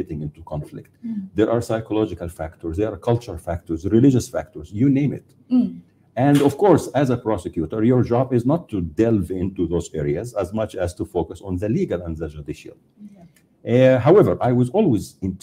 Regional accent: Egypt; moved away as an adult; back from where I grew up in Egypt.

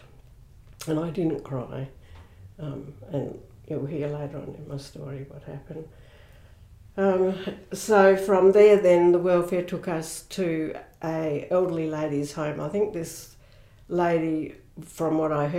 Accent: Barmera, South Australia, Australia; also born or lived in Adelaide; I was born in Berry in mm-hmm. South Australia on the River Murray

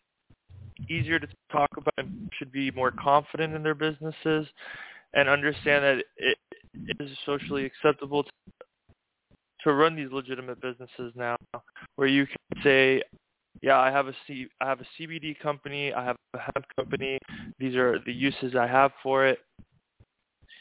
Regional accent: Miami, Florida, United States; moved away as an adult; also born or lived in Hawaii; I was born and raised in Miami, Florida

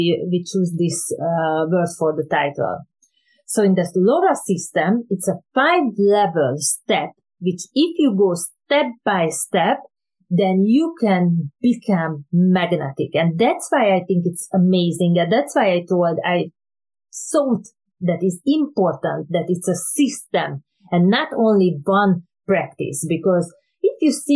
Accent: Hungary; English is a second language; moved away; originally I came from Hungary

